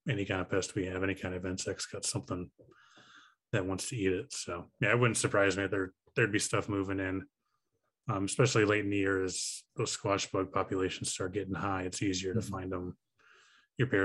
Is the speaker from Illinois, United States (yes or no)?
yes; Chicago, Illinois, United States; I'm from the Chicago area